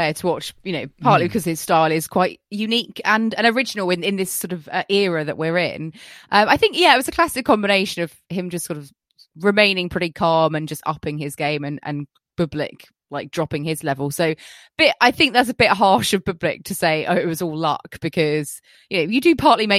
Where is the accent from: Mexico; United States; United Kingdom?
United Kingdom; We're not British if we don't talk about the weather